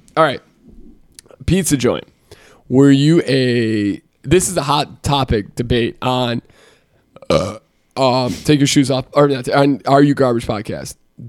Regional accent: Chicago, Illinois, United States; cause we're from Chicago

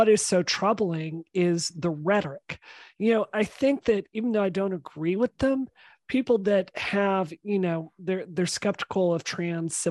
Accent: Mississippi, United States; now in Massachusetts, United States; I grew up in Mississippi.

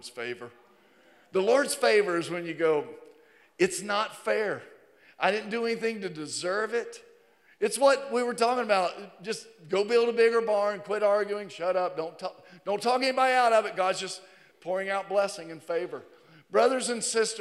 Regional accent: Virginia, United States; moved away as an adult; growing up in Virginia, I think Virginia's the prettiest. I've been here since 89, more than half of my life

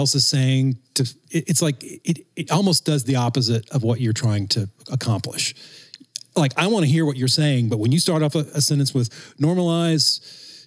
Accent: the South, United States; growing up in the South

